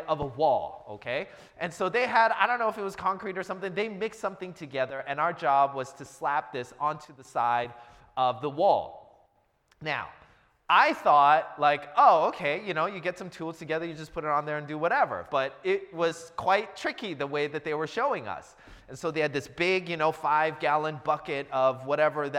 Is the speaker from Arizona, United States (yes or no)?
no; Seattle, Washington, United States; I'm from the Seattle area, went to a church in the Seattle area